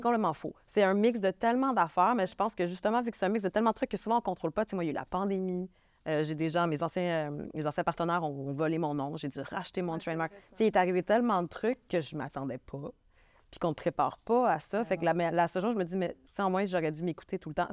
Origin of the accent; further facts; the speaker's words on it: Quebec, Canada; accent: Québécois; je suis québécoise. Je sais que je suis une femme keb qui arrive avec un accent